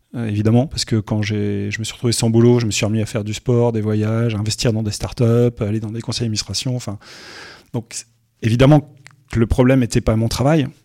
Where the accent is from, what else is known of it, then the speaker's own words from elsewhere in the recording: Roubaix, Hauts-de-France, France; je suis un gars du Nord, je suis né à Roubaix